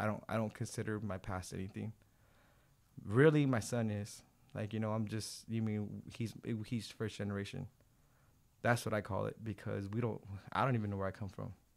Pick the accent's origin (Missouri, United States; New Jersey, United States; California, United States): California, United States; Baldwin Park; I grew up in Ballin Park